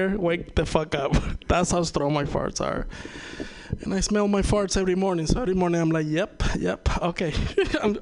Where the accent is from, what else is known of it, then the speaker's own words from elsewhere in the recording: Venezuela; first language Spanish; English is a second language; moved away; I'm from Venezuela.